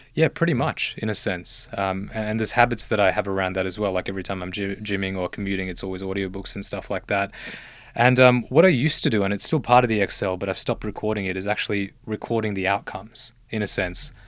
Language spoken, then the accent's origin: English; Australia; also born or lived in Sri Lanka; I was born in Sri Lanka, uh, but I came to Australia when I was one year old.